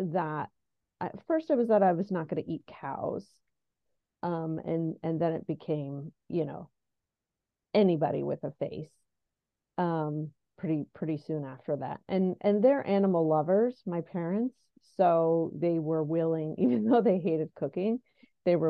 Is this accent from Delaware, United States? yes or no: yes; Delaware, United States; also born or lived in New York City; I'm essentially from Delaware and have moved back